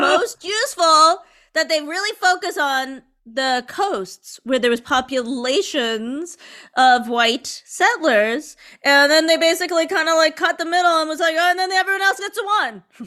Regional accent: United States; I'm an American. Like, I was raised here in the States

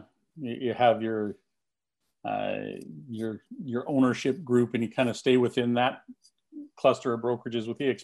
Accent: Canada; I'm a Canadian

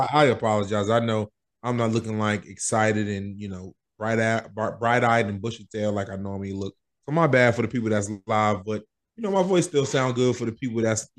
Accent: Brentwood, New York, United States; we're from Brentwood and Long Island. It was heavily indigenous settled, or I don't know if you call it settled, but it has a heavy indigenous population.

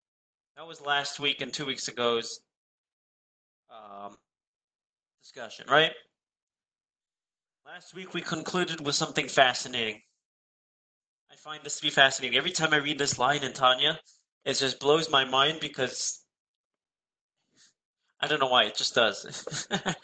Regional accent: California, United States; experiencing very similar issues to that which we experience growing up in the Bay Area, living in the Bay Area in a more exposed environment.

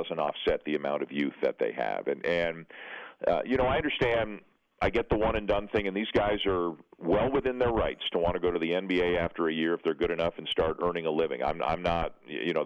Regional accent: Canada; I'm Canadian, for those who don't know, down there. And I've always lived in Canada

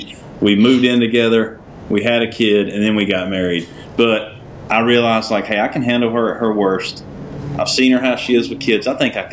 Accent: Benson, North Carolina, United States; I mean, she grew up in Coates. I grew up in Benson. We live in Dunn.

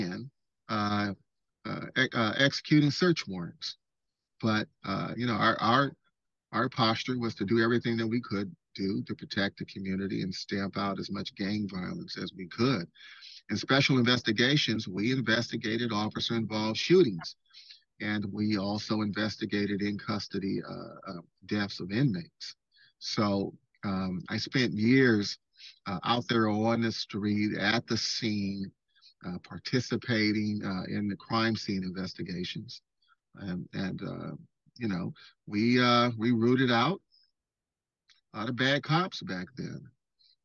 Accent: San Francisco Bay Area, California, United States; growing up in the San Francisco Bay Area

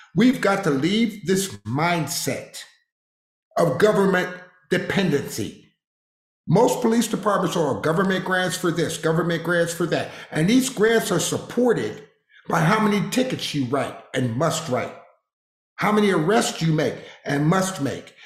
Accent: Harrisburg, Pennsylvania, United States; moved away; also born or lived in Waco, Texas; I grew up in Harrisburg, Pennsylvania

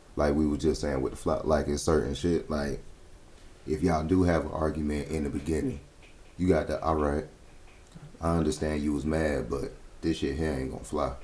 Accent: Florida, United States; moved away; I grew up in Florida

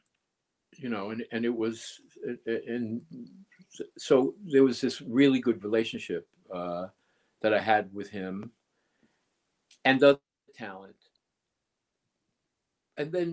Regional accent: New York, United States; moved away as an adult; I was the kid from New York

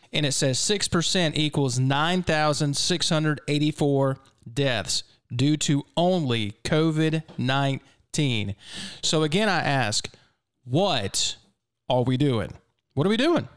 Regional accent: Mississippi, United States; I'm a native Mississippian

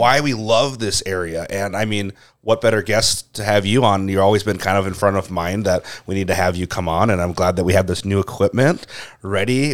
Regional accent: Crosslake, Minnesota, United States; growing up in Cross, like, we always had Radar Runs, like, the weekend of Winterfest

